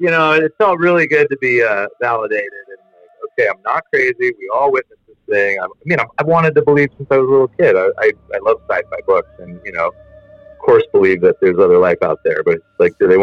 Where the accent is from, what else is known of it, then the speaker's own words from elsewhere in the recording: Santa Barbara, California, United States; also born or lived in Santa Ynez; Growing up in Santa Barbara and San Ynez, I've grown up with a bunch of very, very wealthy people, myself not included, son of a fisherman and a shop owner, or an abalone diver, rather